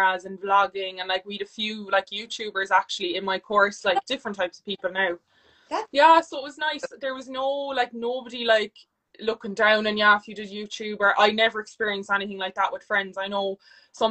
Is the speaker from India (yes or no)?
no; Ireland; also born or lived in Florida, United States; I had to come back to Ireland